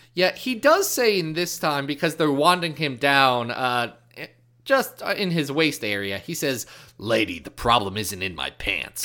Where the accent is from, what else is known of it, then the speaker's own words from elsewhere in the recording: Midwest, United States; I was born born in the Midwest. I speak English.